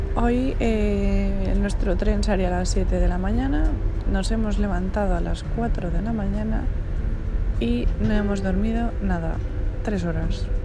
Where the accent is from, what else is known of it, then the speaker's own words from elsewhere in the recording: Madrid, Community of Madrid, Spain; nosotros somos de Madrid